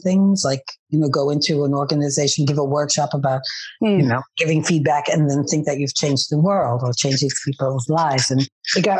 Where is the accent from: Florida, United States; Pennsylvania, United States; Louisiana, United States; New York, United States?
New York, United States; New York City; moved away as an adult; now in Amsterdam, Netherlands; I was born and raised in New York City.